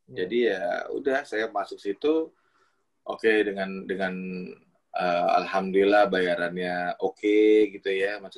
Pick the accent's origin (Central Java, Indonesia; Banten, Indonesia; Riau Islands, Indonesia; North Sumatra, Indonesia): Riau Islands, Indonesia; Batam; now in Jakarta, Indonesia; dari zaman saya datang dari Batam ke